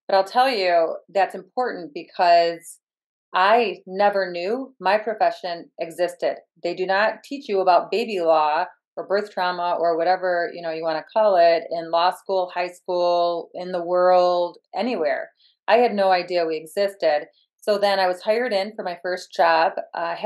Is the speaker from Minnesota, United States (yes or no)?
no; Michigan, United States; I am from Michigan